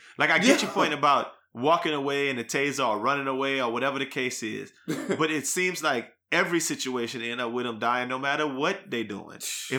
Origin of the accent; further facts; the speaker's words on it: New Iberia, Louisiana, United States; We're from Liberia. Like, Louisiana is right there. It happened it happened 20 miles from where we grew up.